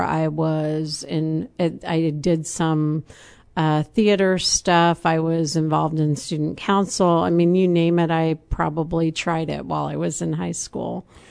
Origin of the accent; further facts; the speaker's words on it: Champaign, Illinois, United States; also born or lived in Urbana / Germany; upon graduation, he and my mom bought a house on John Street in Champaign, and I've been in Champaign ever since.